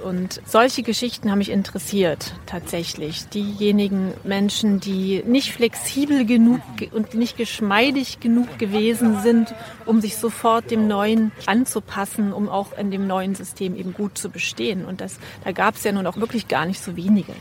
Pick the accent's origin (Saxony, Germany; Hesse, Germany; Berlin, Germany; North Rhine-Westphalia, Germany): Saxony, Germany; Vogtland; ich komme aus dem Vogtland